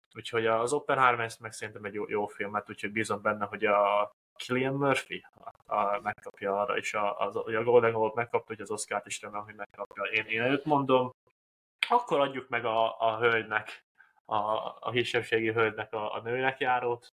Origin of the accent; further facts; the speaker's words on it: Hungary; mi magyarok vagyunk